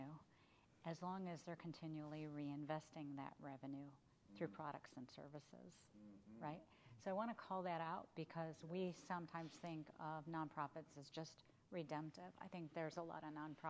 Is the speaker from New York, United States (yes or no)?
no; Michigan, United States; also born or lived in California / Washington, District of Columbia, United States; now in the South, United States; born and raised in Michigan